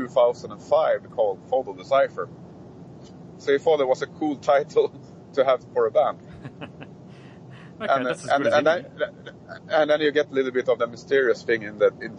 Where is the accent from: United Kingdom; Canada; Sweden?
Sweden; we are from Sweden